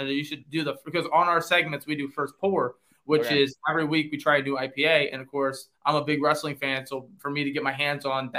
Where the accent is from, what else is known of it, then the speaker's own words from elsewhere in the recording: Fremont, Ohio, United States; now in Clyde, United States; I'm in the 419 area code. I grew up in Fremont, Ohio, and I now live in Clyde, Ohio.